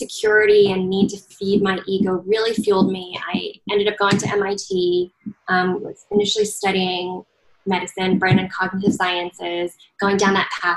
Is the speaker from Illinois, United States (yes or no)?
no; Southern California, United States; also born or lived in Chengdu, China; I grew up in Southern California after moving there when I was 4 and a half.